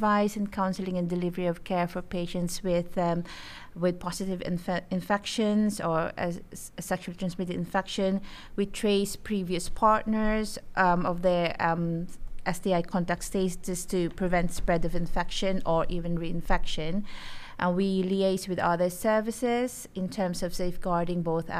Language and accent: English; Philippines; moved away as an adult; now in United Kingdom; when I came here in 2000, because I'm originally from the Philippines